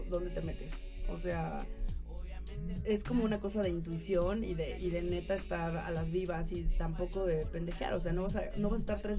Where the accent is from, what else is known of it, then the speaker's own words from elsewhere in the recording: Mexico; tenían una granja donde había gente de Costa Rica, de Brasil, habíamos mexicanas, colombianas